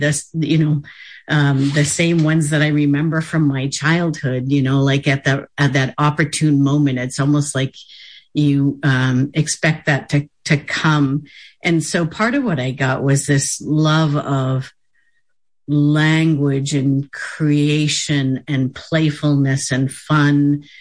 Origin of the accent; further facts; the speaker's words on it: Bangor, Maine, United States; I grew up in the Bangor area in Penobscot territory